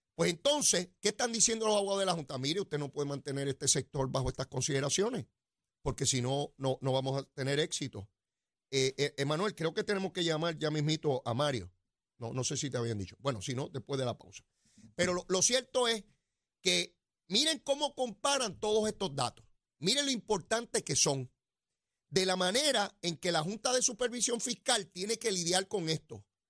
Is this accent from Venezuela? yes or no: no; Puerto Rico; yo soy boricua